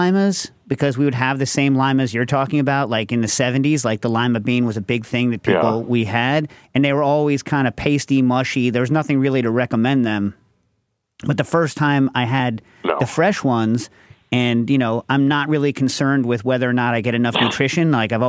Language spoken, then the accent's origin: English; New York, United States; New York